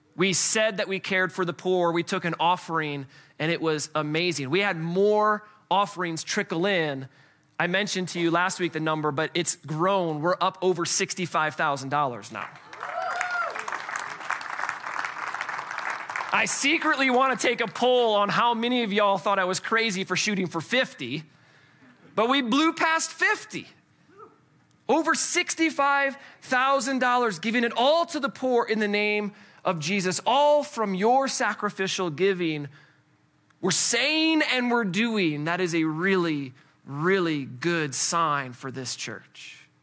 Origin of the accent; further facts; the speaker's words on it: Colorado, United States; we're from Colorado